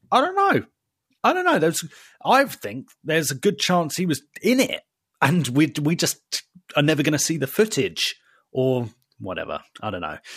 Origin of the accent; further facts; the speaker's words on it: United Kingdom; we're British